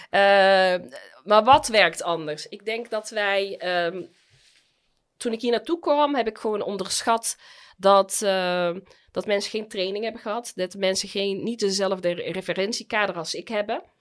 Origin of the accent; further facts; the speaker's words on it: United Arab Emirates; now in Netherlands; Want ja, ik kom uit de Emiraten, waar je als vrouw op handen gedragen wordt.